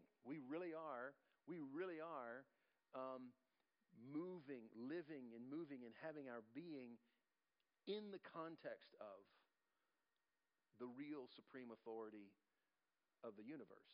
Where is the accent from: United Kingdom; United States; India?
United States; we as Americans